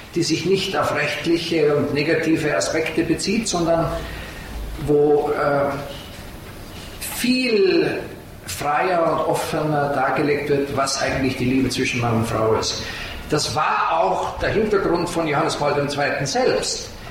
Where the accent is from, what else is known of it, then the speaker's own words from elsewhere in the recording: Salzburg, Austria; moved away; Ich komme aus Salzburg ursprünglich